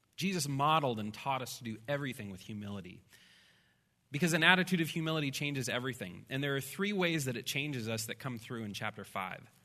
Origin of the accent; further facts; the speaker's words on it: Midwest, United States; I'm a Midwesterner